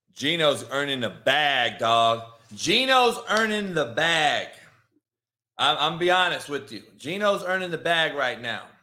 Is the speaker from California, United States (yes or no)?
yes; Compton, California, United States; I grew up in Compton